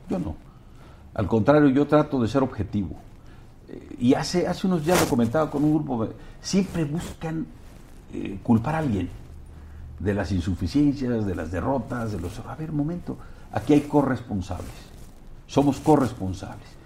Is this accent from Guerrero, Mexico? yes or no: yes; Acapulco, Guerrero, Mexico; juego fútbol cuando voy a mi tierra, Acapulco, cascareo con mis cuates